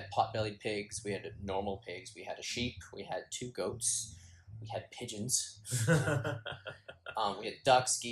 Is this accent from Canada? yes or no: yes; Clinton, British Columbia, Canada; moved away as an adult; also born or lived in Vancouver; now in Japan; I spent the majority of my childhood in a small town called Clinton